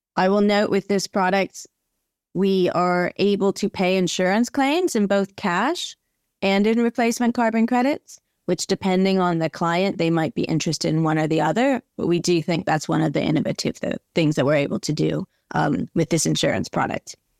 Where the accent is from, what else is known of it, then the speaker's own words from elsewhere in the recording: Southern California, United States; moved away as an adult; also born or lived in North Carolina; I grew up in Southern California, very much outside, always out on the beach.